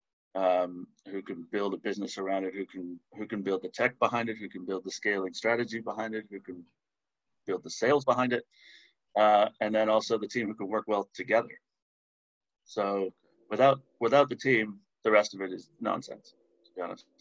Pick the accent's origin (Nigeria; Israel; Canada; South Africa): Canada; moved away as an adult; also born or lived in Chicago, United States; now in London, United Kingdom; I'm originally Canadian. I haven't lived in Canada for 15 years or more